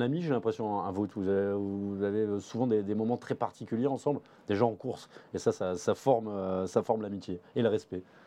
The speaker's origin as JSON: {"language": "French", "region": "southern France", "country": "France", "said": "quand on est français, comme toi, comme moi, sudiste, en plus"}